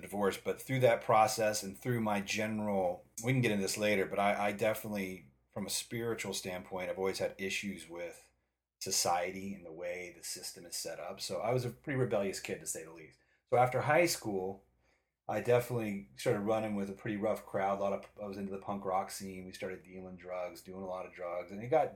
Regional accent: Boulder City, Nevada, United States; also born or lived in Iowa; moved us to a little town outside of Las Vegas called Boulder City, Nevada. It's out by Lake Mead, Hoover Dam area

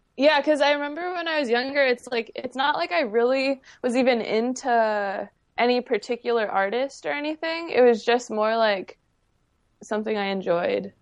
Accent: San Diego, California, United States; accent: upspeak; I grew up here in San Diego

